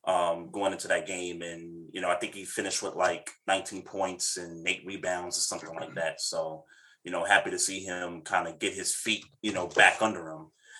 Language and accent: English; New York, United States; because I'm a New Yorker and I hate everything Boston